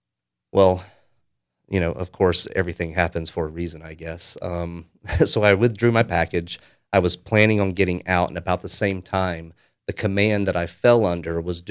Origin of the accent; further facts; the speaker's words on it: United States; And I felt that, you know, as an American, I had something that I should probably do.